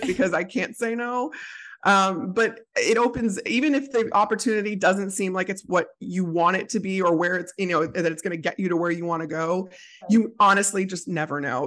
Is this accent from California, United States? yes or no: no; outside Chicago, Illinois, United States; I grew up outside Chicago, grew up a Bears fan